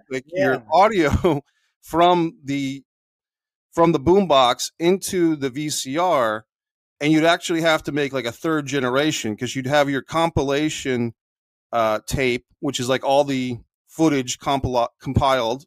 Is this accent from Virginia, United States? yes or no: yes; Burke, Virginia, United States; also born or lived in Arlington, Virginia / Rhode Island; now in Florida, United States; I was born in Arlington, Virginia. I was uh, more or less raised in Burke, Virginia, which is just, you know, 20 minutes away.